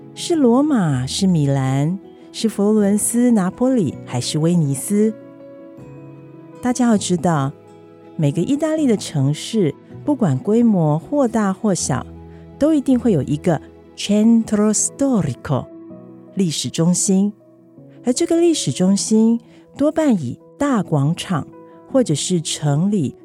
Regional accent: Taipei, Taiwan; also born or lived in Italy; now in Tainan, Taiwan; 台北，我出生的地方，也可以是台南，我四年前移居的城市

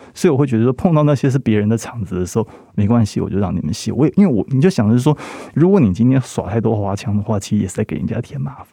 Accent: Taiwan; 我们台湾这边受得非常严肃的八股文教育

